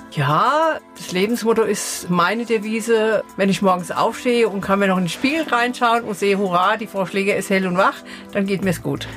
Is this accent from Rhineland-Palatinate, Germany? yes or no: yes; Eckelsheim, Rhineland-Palatinate, Germany; also born or lived in Offenheim; now in Sprendlingen, Germany; 64 sind wir von Offenheim nach Eckelsheim gezogen. Da habe ich meine Kindheit verbracht